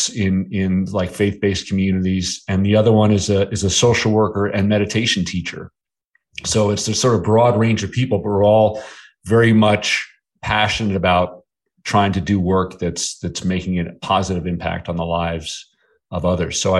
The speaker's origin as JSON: {"language": "English", "town": "Bedford Hills", "region": "New York", "country": "United States", "tie": "born or raised there", "also_born_or_lived": "Manhattan, New York / New Jersey", "said": "we moved from New Jersey to the town that I grew up in, which was called Bedford Hills, New York."}